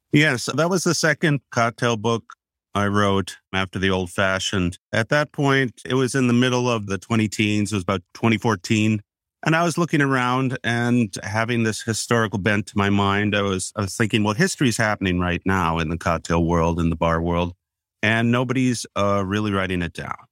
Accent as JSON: {"language": "English", "region": "Wisconsin", "country": "United States", "said": "I'm from Wisconsin"}